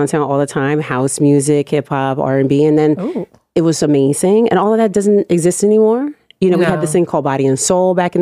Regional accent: Oakland, California, United States; now in New York, United States; I'm from Oakland.

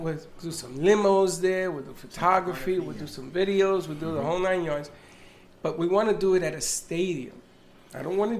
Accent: New York City, New York, United States; I was from the Bronx.

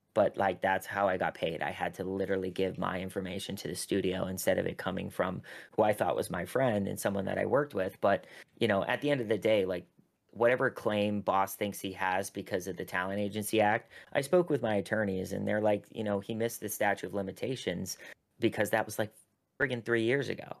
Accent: Pittsburgh, Pennsylvania, United States; moved away; I had a, a piece come out in the Pittsburgh Post Gazette, which is my hometown

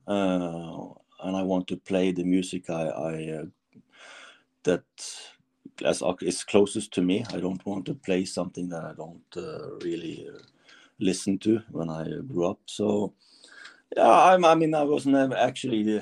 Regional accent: Norway; it's not Germany, it's Norway

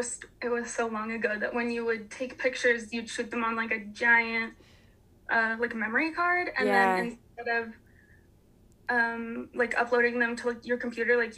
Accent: Springville, Utah, United States; also born or lived in Salt Lake County, Utah; I grew up in Springville

